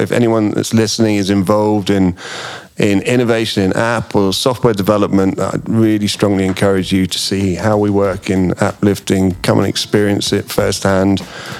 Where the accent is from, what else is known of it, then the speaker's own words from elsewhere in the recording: England, United Kingdom; I can be very English